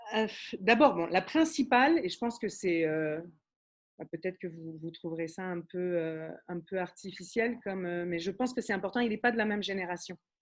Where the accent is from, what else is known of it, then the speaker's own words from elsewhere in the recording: Montreal, Quebec, Canada; also born or lived in Paris, France; je suis montréalaise, ça s'entend pas toujours